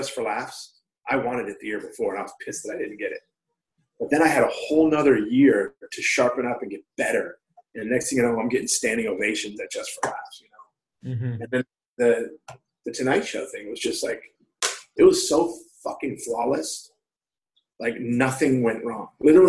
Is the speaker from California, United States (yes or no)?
yes; Long Beach, California, United States; I was like, I'm from Long Beach.